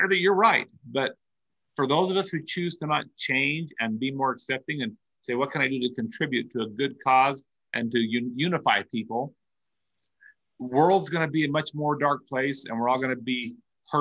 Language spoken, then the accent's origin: English; Salt Lake City, Utah, United States; I'm from Salt Lake, and we're all called by the same name